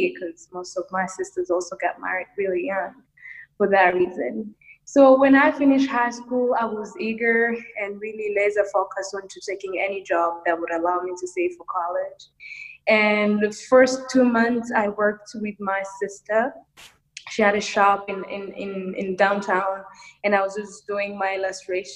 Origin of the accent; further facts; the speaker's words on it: Rwanda; I am from Rwanda, East Africa